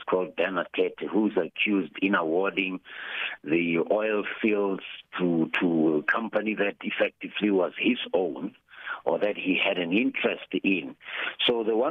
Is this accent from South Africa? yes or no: yes; South Africa; as a South African